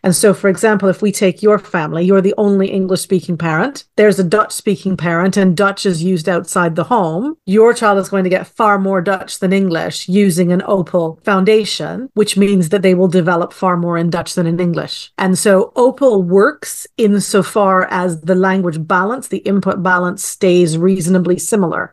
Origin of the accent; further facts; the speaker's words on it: Canada; I am Canadian-born and raised